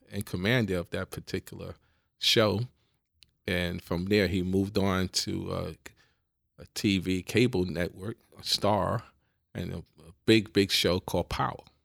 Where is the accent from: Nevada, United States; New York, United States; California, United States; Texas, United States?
New York, United States; New York City; I, I grew up in the Bronx